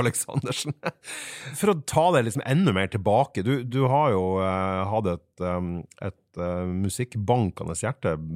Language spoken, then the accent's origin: Norwegian; Fauske, Nordland, Norway; i Fauske kommune, der jeg er fra